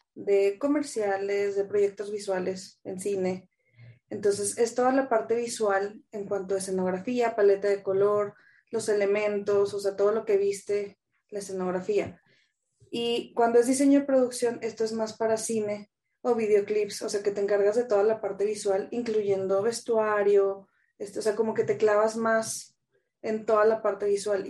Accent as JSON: {"language": "Spanish", "town": "Torreón", "region": "Coahuila", "country": "Mexico", "moved": "as an adult", "lives_now": "Mexico City, Mexico", "said": "Soy de Torreón, le voy al Santos. Mm, llevo acá en la Ciudad de México, voy a cumplir 12 años ya. Pues me fui en el 2010, tenía 21, bien chiquilla"}